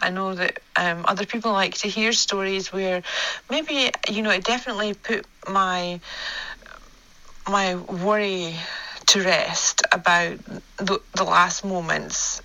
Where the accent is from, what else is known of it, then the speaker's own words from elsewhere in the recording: Scotland, United Kingdom; accent: Scottish; my Scottish accent